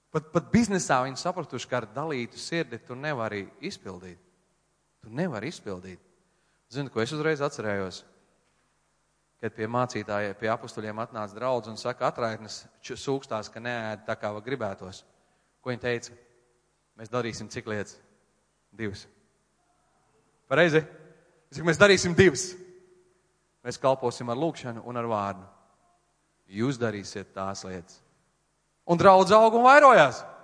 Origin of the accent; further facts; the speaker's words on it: Latvia; es no Latvijas